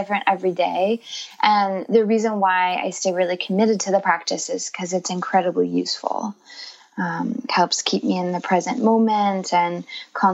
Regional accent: Northern California, United States; also born or lived in Los Angeles; I'm originally from California. I grew up in a very small rural community in Northern California

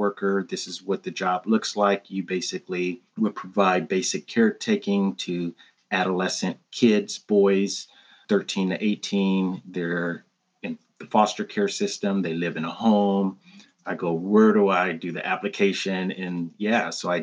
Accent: Pasadena, California, United States; I was born and raised in Pasadena, California, also called the Crown City

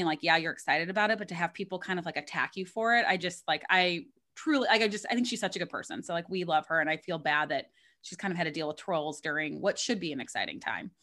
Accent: Missouri, United States; we're both from Missouri, which, I mean, it's a little bit north of Kentucky, but, like, probably it's a little bit of a similar upbringing. So, like, I mean, I grew up on beer teas

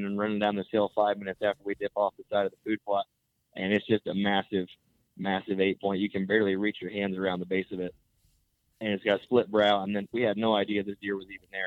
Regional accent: Northeast Missouri, United States; I'm from Northeast Missouri

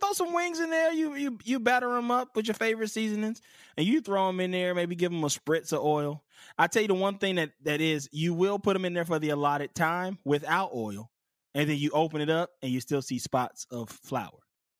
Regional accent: Southern United States, United States; Now I'm from the South, and we got Crystal Burger.

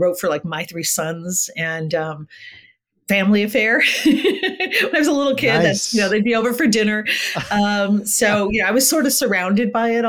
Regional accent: Los Angeles, California, United States; first language Spanish; English is a second language; I grew up here in LA in the Valley, Valley girl.

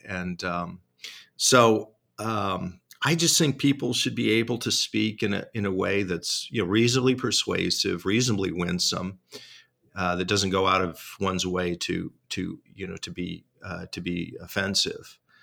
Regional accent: Tri-Cities, Washington, United States; my hometown newspaper, the Tri City, Tri City Herald.

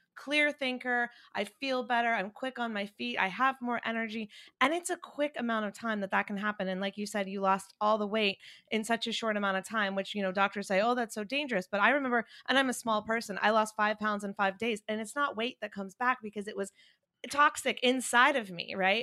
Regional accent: North Carolina, United States; now in California, United States; I'm the girl from North Carolina that moved to California

